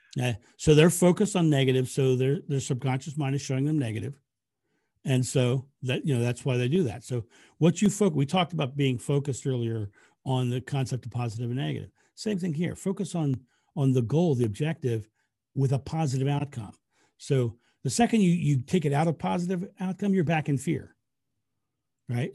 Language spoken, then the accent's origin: English; United States; I'm American.